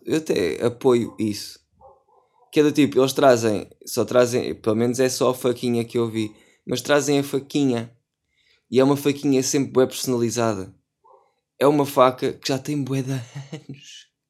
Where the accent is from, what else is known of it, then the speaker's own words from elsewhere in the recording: Setúbal, Portugal; eu sou de Setúbal. E como sou de Setúbal, trouxe a minha faquinha para amanhar o peixe